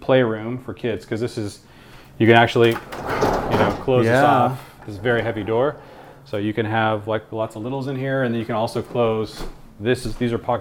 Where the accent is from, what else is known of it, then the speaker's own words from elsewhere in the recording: Seattle, Washington, United States; moved away; I grew up in Seattle where some of my friends had pickleball courts in their backyard